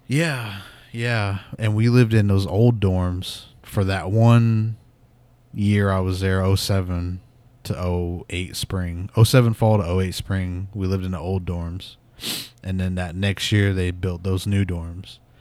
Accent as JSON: {"language": "English", "town": "Pawnee", "region": "Oklahoma", "country": "United States", "moved": "as an adult", "said": "I'm from Pawnee, and it was just, like, this small ass town"}